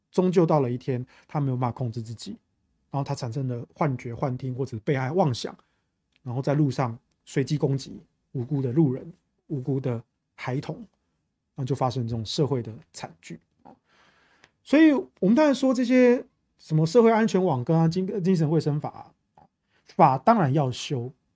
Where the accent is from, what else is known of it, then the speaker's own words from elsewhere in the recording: Taichung, Taiwan; 我们台中人没有在分什么蓝绿